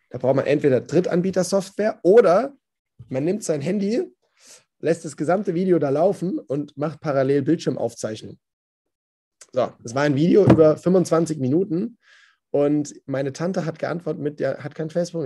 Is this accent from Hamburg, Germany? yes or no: no; Odenwald, southern Hesse, Germany; moved away; Ich komme vom, vom Land, aus dem Odenwald in äh, Südhessen, Grenze zu Bayern und Baden-Württemberg.